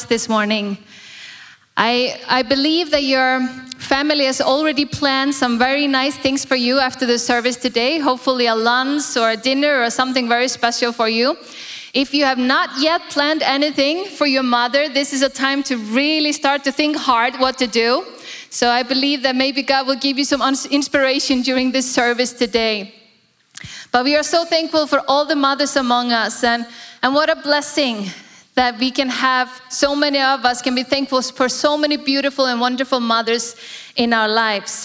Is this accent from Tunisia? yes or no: no; Iceland; now in Singapore; I'm born in Iceland, born and raised in Iceland